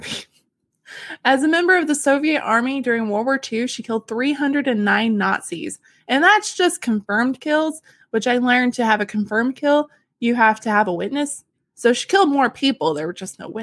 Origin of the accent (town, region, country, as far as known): Arkansas, United States